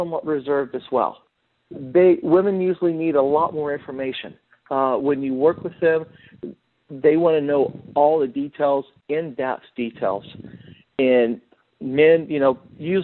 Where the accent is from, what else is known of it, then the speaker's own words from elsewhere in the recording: Kansas City, Missouri, United States; also born or lived in Omaha, Nebraska; I was born and raised in the Kansas City, Missouri area.